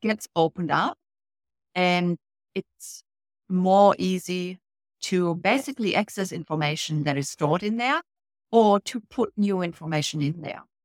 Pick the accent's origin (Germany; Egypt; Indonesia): Germany; moved away as an adult; now in Australia; originally, years and years and years ago, I came off from Germany, and that was in a complete different career, uh, working in business. I came over for a German company